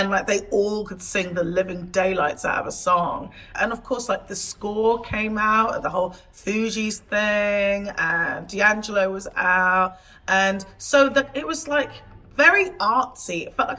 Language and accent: English; Portishead, South West England, United Kingdom; So I grew up in a small town outside of Bristol, Portishead. For the first, like, good 10, 11 years of my life, I spent all of my time in this small town.